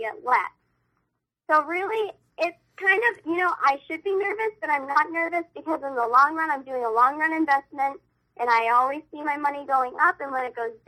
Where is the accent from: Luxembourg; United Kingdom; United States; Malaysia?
United States; New Hampshire; my state will always be my home state